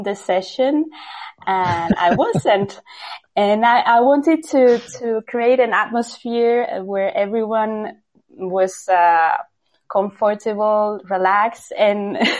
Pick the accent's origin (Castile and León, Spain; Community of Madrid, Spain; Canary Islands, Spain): Castile and León, Spain; Valladolid; English is a second language; Yes, I'm from Spain. I'm from a city called Valladolid